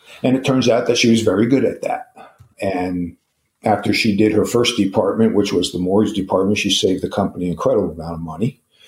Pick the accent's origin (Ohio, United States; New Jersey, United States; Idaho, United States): New Jersey, United States; we're from New Jersey